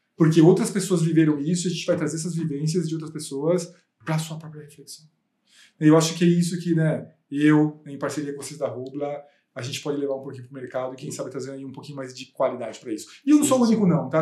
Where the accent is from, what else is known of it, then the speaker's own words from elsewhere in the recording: Osasco, São Paulo, Brazil; eu vim da periferia de Osasco. Eu nasci na periferia, nasci e cresci na periferia até os 23 anos.